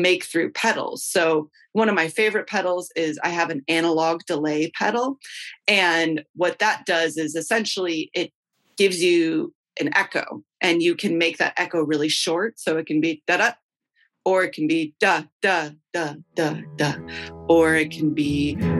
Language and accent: English; Chicago, Illinois, United States; I'm from Chicago, and I play in a band called …